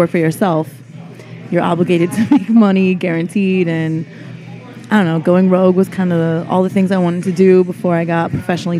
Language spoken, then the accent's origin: English; Connecticut, United States; now in New York, United States; I'm Connecticut.